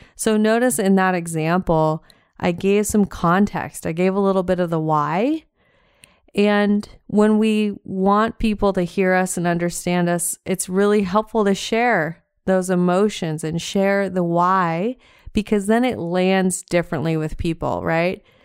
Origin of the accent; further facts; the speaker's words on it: Montana, United States; now in Southwest Florida, United States; I am from Montana originally